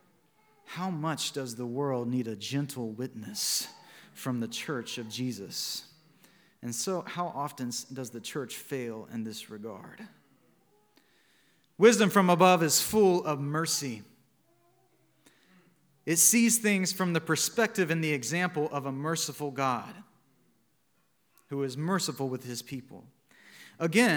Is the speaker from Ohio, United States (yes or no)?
no; Montgomery, Alabama, United States; my hometown of Montgomery, Alabama